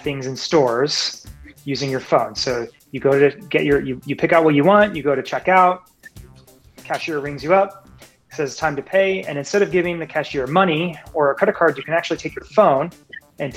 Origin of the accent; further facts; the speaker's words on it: Tempe, Arizona, United States; My background is that I grew up in Tempe